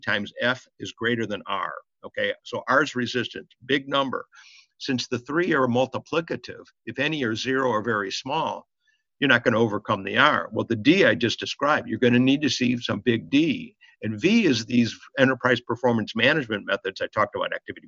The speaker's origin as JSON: {"language": "English", "town": "Chicago", "region": "Illinois", "country": "United States", "tie": "born or raised there", "said": "my mother and father had a little delicatessen in Chicago, and we lived in a tiny apartment above it"}